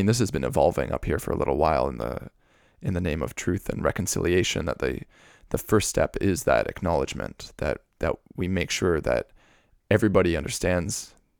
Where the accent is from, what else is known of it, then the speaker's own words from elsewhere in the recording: Vancouver, British Columbia, Canada; I was born here and grew up here where we are recording.